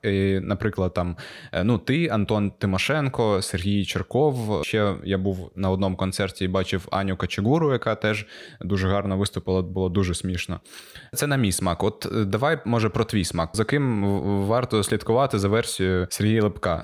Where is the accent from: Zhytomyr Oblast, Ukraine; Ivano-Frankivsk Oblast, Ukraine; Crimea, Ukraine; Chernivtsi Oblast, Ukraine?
Crimea, Ukraine; Gurzuf; Я з Гурзуфу, це це неподалік від Ялти